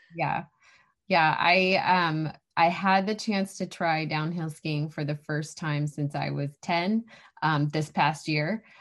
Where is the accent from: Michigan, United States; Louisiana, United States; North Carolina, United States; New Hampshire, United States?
New Hampshire, United States; moved away as an adult; also born or lived in Arizona; I grew up here.